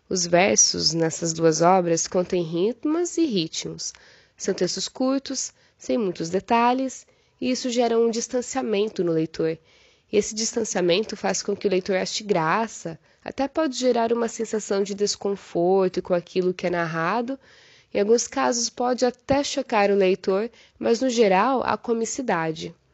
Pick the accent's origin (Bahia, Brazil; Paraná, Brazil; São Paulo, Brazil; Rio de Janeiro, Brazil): Paraná, Brazil; Cascavel; born there; now in Cruzeiro do Sul, Brazil; eu defendi a minha tese de doutorado no dia 30 de agosto, nasci em Cascavel, no Paraná, mas atualmente moro em Cruzeiro do Sul, no Acre.